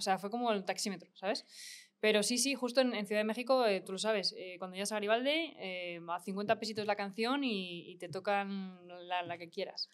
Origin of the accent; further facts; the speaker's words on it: Spain; yo en España no termino de experimentar, pero porque somos muy fríos, somos muy europeos todavía